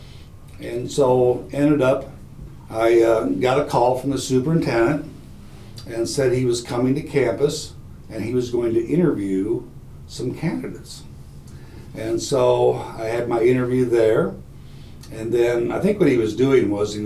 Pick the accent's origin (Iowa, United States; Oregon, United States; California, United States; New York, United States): Iowa, United States; Iowa Falls; Isle Falls is my hometown, it's about 25 miles away perhaps